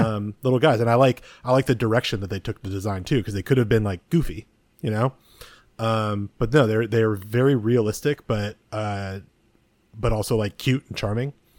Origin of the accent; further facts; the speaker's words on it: San Mateo, California, United States; I grew up in, uh, San Mateo near the airport